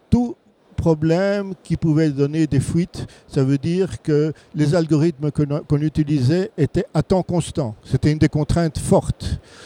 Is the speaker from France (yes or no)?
no; Belgium; chez nous en Belgique